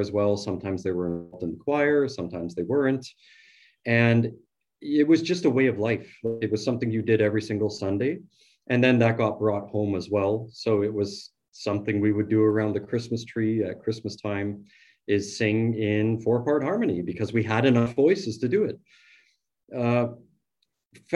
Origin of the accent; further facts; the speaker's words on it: Morden, Manitoba, Canada; I grew up in Morden, Manitoba, which is a small town, and it's a part of what we call the Bible Belt here in Manitoba